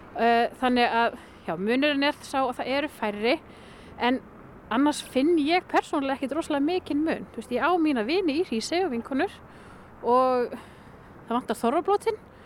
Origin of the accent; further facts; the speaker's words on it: Hrísey, Northeastern Region, Iceland; also born or lived in Akureyri / Raufarhöfn / Kópasker; svo verð ég uppalinn þar alveg fram eh, að framhaldsskóla aldrei.